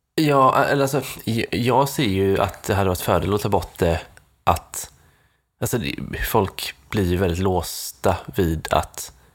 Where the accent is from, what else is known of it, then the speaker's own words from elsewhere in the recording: Nässjö, Jönköping County, Sweden; mina hemtrakter Nässjö